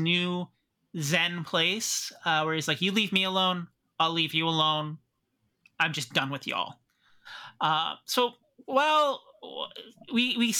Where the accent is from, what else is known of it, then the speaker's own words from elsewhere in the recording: Pickering, Ontario, Canada; I grew up doing duck and cover drills when I was growing up in Pickering